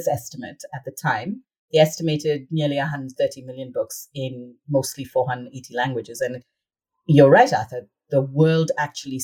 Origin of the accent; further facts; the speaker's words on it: India; moved away; growing up in India